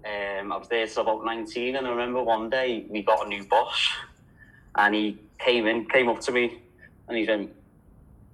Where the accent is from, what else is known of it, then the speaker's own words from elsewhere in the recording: Liverpool, North West England, United Kingdom; now in Australia; as you can tell, I'm from Liverpool. A lot of people think I'm Irish since I've been in Australia